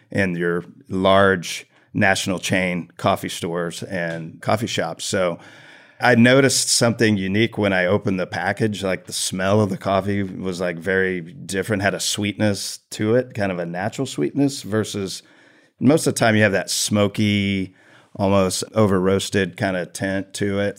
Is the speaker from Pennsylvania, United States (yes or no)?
no; Tomball, Texas, United States; I grew up here in Tomball